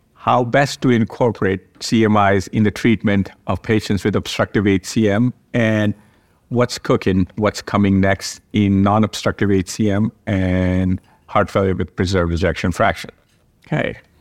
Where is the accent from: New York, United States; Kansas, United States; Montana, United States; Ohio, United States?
Ohio, United States; Cleveland; from Cleveland Clinic in Cleveland, Ohio. Welcome to my hometown